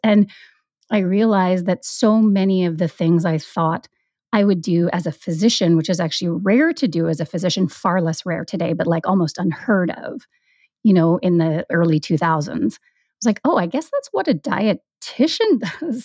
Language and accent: English; Vancouver Island, British Columbia, Canada; moved away as an adult; now in Vancouver, Canada; I grew up on Vancouver Island